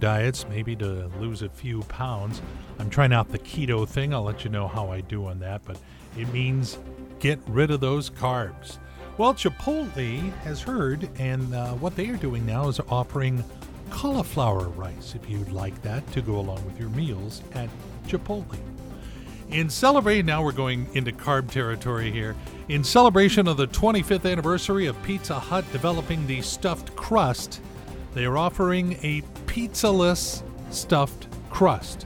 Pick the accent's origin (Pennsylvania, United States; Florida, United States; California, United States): California, United States; Torrance; my hometown of Torrance, California